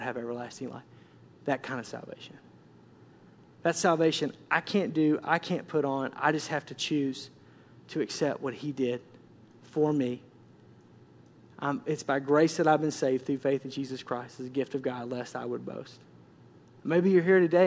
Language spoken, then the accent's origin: English; Tornado Alley, United States; I grew up in Tornado Alley